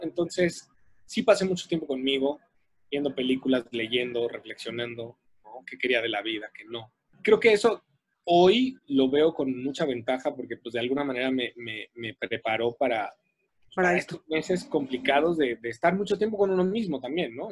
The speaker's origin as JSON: {"language": "Spanish", "country": "Mexico", "said": "como latinos y como mexicanos"}